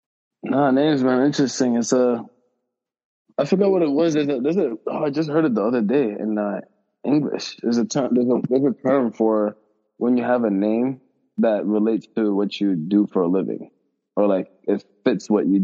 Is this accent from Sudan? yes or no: yes; Sudan; moved away; I'm from Sudan, dude. I'm from Sudan now.